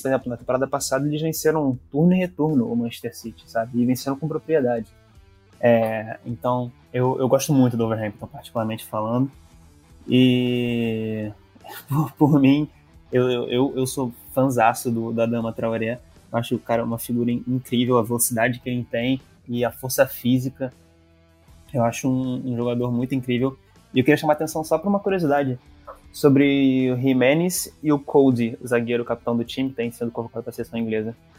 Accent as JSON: {"language": "Portuguese", "country": "Brazil", "said": "nós brasileiros"}